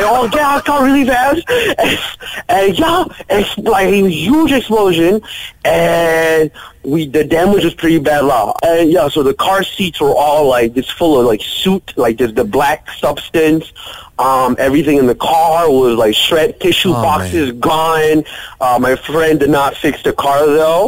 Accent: Malaysia; moved away; also born or lived in Bahrain; I'm Malaysian

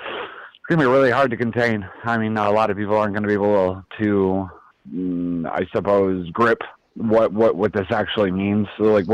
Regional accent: upstate New York, United States

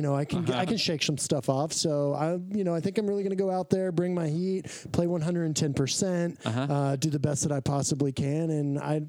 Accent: Austin, Texas, United States; I'm from Austin

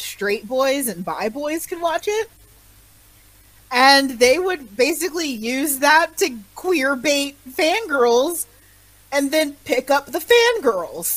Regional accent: United States; as an American

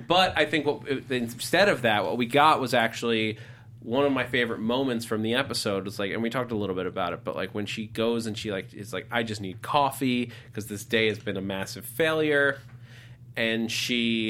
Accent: 10 minutes from Connecticut, Northeast, United States; I'm from the Northeast. Like, I grew up 10 minutes from Connecticut

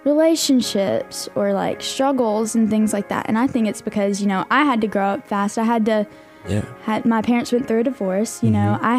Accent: Florence, Alabama, United States; also born or lived in Muscle Shoals, Alabama; So I claim it as the Shoals. I started out living in Muscle Shoals and then moved to Florence, so been in Florence most of my life.

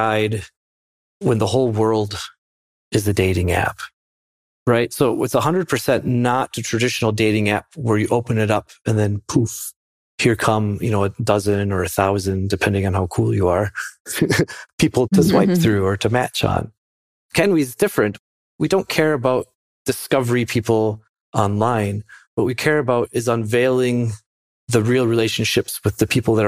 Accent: Minnesota, United States; growing up in Minnesota, which I love, but it's winter here for about 9 months of the year.

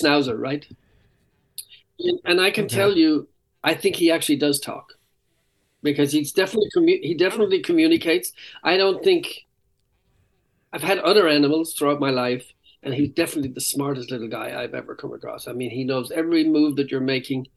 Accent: Ireland; I'm Irish.

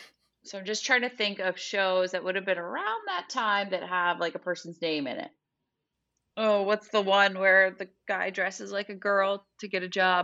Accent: Florida, United States; my home state of Florida.

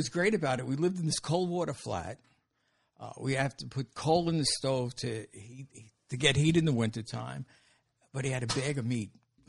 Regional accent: New York City, New York, United States; I'm from Brooklyn, raised there. Spent my childhood there, went to high school there. got married there.

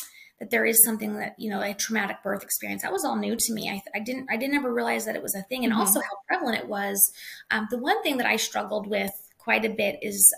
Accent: Wyoming, United States; I grew up in Wyoming

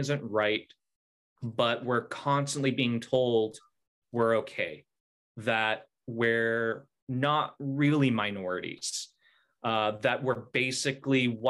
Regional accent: Salt Lake City, Utah, United States; moved away; I grew up in Salt Lake City, Utah

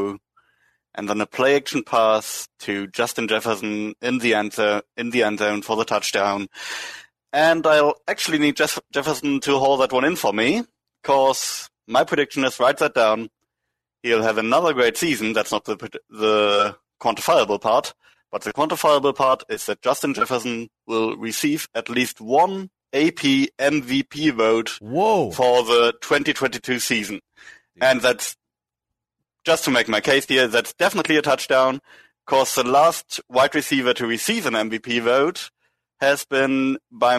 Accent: Northern Germany, Germany; I'm originally from Northern Germany, which is quite close to Scandinavia

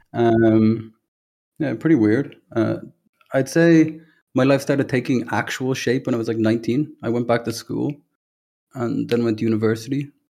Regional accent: Dublin, Leinster, Ireland; from Ireland, uh, Dublin, grew up there

